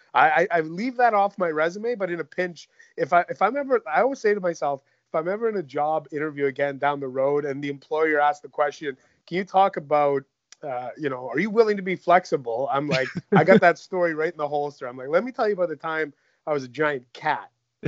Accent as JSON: {"language": "English", "town": "Mississauga", "region": "Ontario", "country": "Canada", "tie": "born there", "also_born_or_lived": "Michigan / Toronto / Vancouver", "said": "people might not realize I was born in Mississauga at Mississauga General Hospital."}